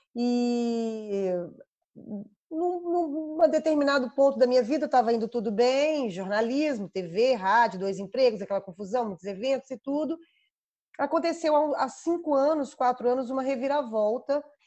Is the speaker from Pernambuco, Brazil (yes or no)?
no; Belo Horizonte, Minas Gerais, Brazil; accent: mineiro; sou mineira, nascida e criada em Belo Horizonte. Dá para ver pelo sotaque, eu imagino